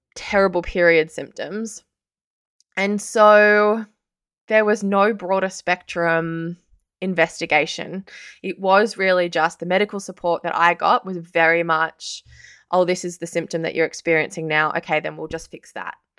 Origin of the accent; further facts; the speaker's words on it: Sydney, New South Wales, Australia; moved away as an adult; also born or lived in Canberra; I'm actually from Sydney. I left Sydney for the first time when I was nineteen years old.